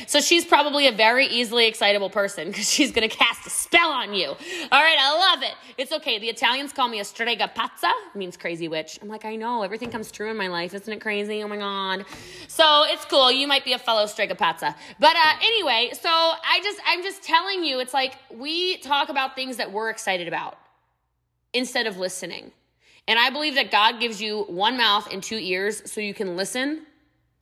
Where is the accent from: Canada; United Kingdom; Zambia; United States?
United States; I'm American